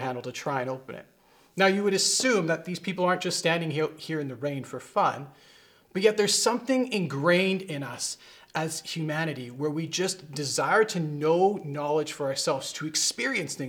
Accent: Vancouver, British Columbia, Canada; I grew up around Vancouver

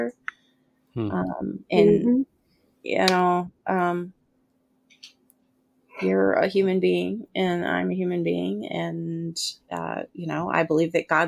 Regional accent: United States; I'm an American.

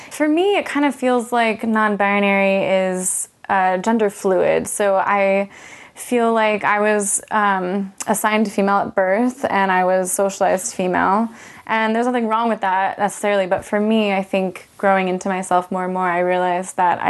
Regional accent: Orange, California, United States; moved away; I grew up in Orange County, California, the city of Orange

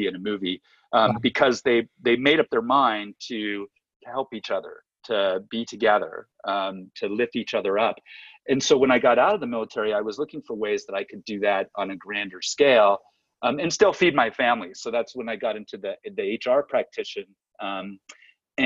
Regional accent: Southern California, United States; I'm from Southern California

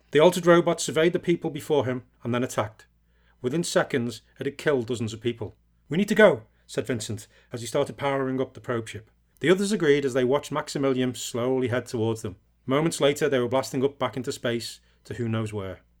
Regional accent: England, United Kingdom; Yeah, I think it helps because I'm English as well.

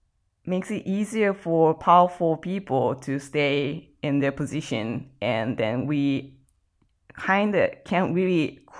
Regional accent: California, United States; So I grew up in Orange County. Okay. I often, go hang out in Los Angeles City, but still, that's not my hometown.

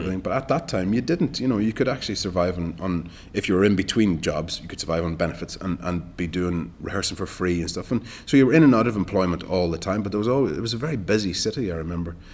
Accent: Ireland; moved away as an adult; also born or lived in Dublin / Galway; now in London, United Kingdom; as an Irish actor

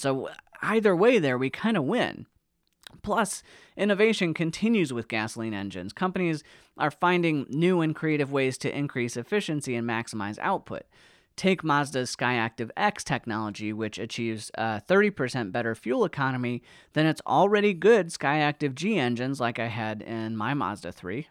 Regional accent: United States; As an American

